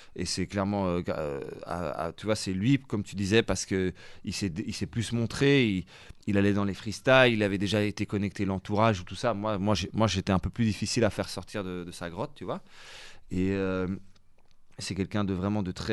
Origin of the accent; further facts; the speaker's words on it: Charleroi, Wallonia, Belgium; j'ai grandi quasi en Italie, à Charleroi.